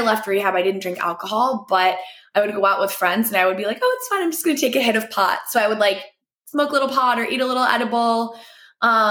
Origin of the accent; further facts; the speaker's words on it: East Coast, United States; moved away as an adult; also born or lived in New York City; now in Los Angeles, United States; I grew up on the East Coast